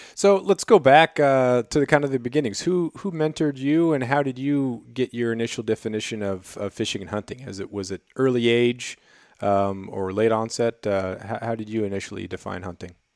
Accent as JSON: {"language": "English", "area": "Prince of Wales Island", "region": "Alaska", "country": "United States", "tie": "born or raised there", "also_born_or_lived": "Colorado", "said": "I grew up on Prince of Wales Island, which is famous for, for black bear and for, uh, uh, black-tailed deer"}